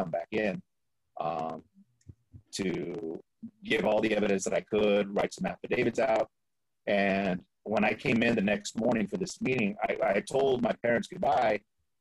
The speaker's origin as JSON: {"language": "English", "town": "Fresno", "region": "California", "country": "United States", "tie": "born or raised there", "also_born_or_lived": "East Los Angeles", "moved": "yes", "lives_now": "Florida, United States", "said": "my hometown, Fresno"}